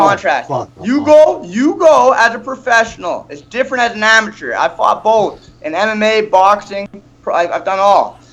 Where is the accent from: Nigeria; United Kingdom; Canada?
Canada; Calgary, Alberta; in my hometown